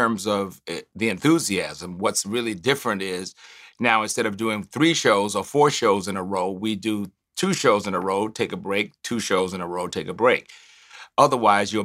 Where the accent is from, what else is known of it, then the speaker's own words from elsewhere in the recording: Tuskegee, Alabama, United States; moved away; I grew up on a university campus. I grew up on Tuskegee.